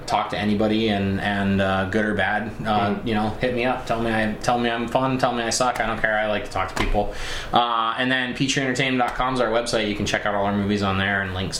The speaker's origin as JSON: {"language": "English", "region": "Colorado near Aspen", "country": "United States", "tie": "born or raised there", "said": "I grew up in Colorado near Aspen"}